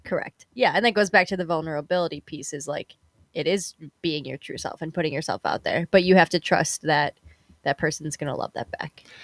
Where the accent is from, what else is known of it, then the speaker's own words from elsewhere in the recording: Chicago, Illinois, United States; Chicago really is my home